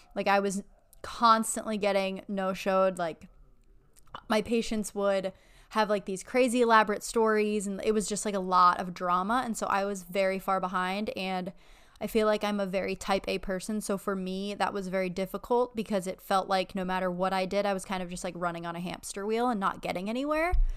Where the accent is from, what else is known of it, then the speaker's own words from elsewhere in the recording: Erie, Pennsylvania, United States; moved away as an adult; also born or lived in Buffalo, New York; now in Florida, United States; I'm from Erie, and then I was in Buffalo for eight years for undergrad and dental school